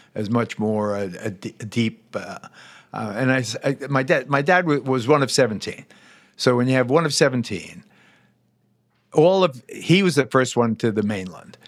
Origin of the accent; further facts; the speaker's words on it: United States; also born or lived in Puerto Rico (family heritage); as an American Jew